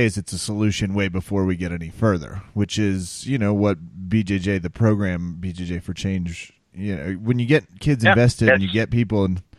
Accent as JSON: {"language": "English", "region": "Kansas", "country": "United States", "said": "I'm from Kansas. We did tornado drills and the real thing many times."}